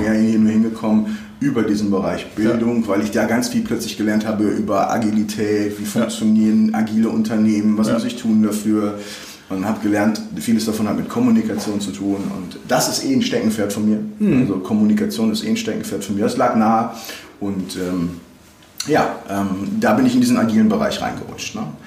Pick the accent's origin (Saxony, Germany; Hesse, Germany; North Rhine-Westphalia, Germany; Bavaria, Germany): North Rhine-Westphalia, Germany; Bocholt; moved away as an adult; now in Cologne, Germany; ich bin 72 in Bocholt geboren worden und äh, habe in Bocholt in einem total konservativen Umfeld äh, Abitur gemacht